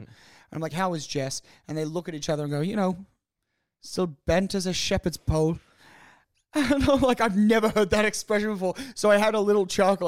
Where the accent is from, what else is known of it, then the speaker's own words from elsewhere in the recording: Australia; I'm Australian